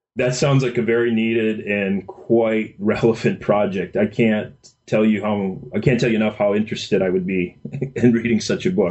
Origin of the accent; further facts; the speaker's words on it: Minnesota, United States; I grew up in Minnesota